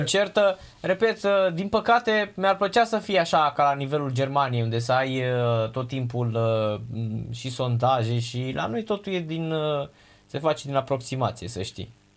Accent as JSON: {"language": "Romanian", "town": "Craiova", "region": "Dolj", "country": "Romania", "moved": "yes", "lives_now": "Bucharest, Romania", "said": "eu vin din Craiova"}